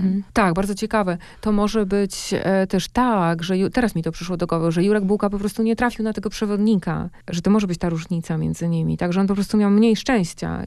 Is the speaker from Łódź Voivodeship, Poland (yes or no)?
no; Masovian Voivodeship, Poland; Ja już wychowałam się na Mazowszu, ale tam są moje korzenie